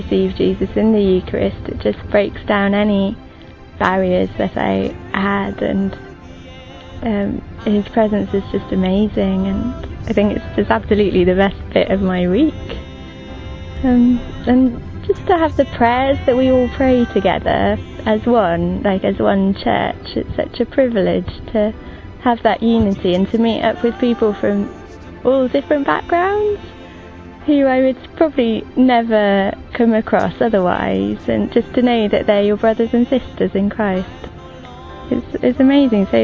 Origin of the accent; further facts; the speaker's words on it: Wales, United Kingdom; I'm 25 and I'm from Wales